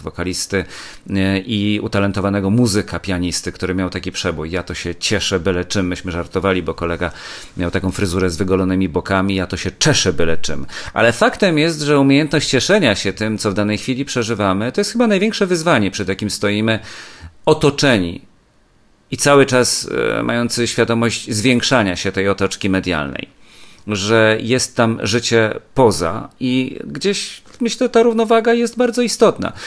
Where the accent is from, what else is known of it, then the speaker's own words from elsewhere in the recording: Kielce, Świętokrzyskie Voivodeship, Poland; moved away as an adult; now in Warsaw, Poland; Muzeum Historii Kielc, czyli mojego rodzinnego miasta, w którym mieszkałem do matury